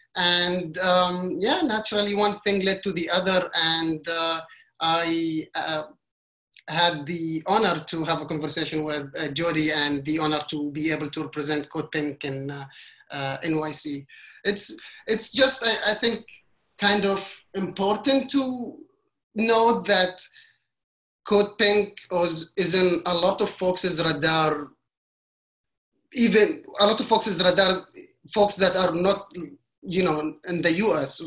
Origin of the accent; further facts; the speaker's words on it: Qatar; moved away as an adult; now in New York City, United States; I was born and raised in Qatar for Egyptian parents